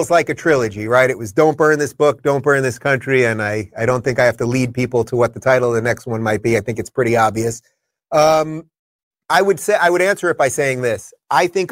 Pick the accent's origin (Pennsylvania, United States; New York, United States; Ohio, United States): New York, United States; Long Island; born and bred in New York